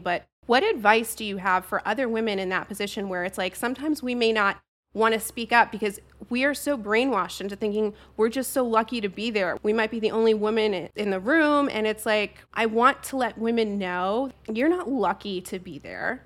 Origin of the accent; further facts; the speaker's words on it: New Jersey, United States; I'm from Jersey